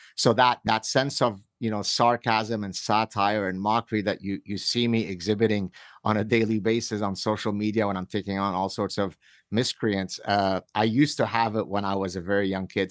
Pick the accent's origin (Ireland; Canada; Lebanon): Lebanon; moved away; I grew up in Lebanon where we were part of the last remaining, uh, group of Jews that had not left Lebanon